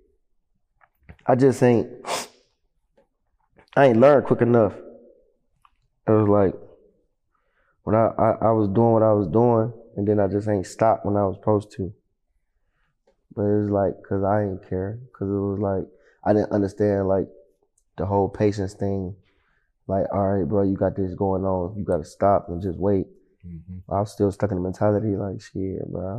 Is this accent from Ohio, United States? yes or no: yes; East Cleveland, Ohio, United States; I'm coming from Cleveland for real. Like I'm a real Cleveland nigga.